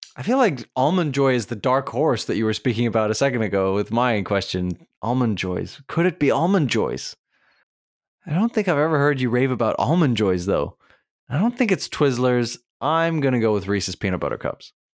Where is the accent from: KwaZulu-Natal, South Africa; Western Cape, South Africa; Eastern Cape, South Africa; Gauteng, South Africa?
KwaZulu-Natal, South Africa; Durban; I was born in Durban